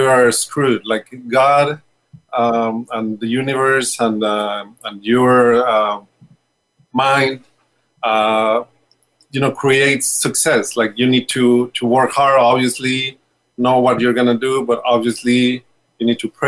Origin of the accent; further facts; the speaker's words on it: Mexico City, Mexico; we are from Mexico City